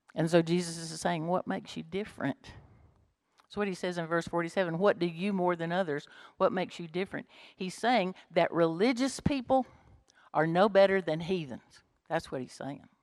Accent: Bremen, Georgia, United States; if I'd grown up in Bremen, if I was born in Bremen

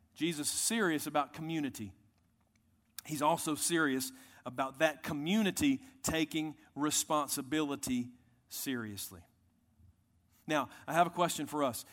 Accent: United States; I'm proud American

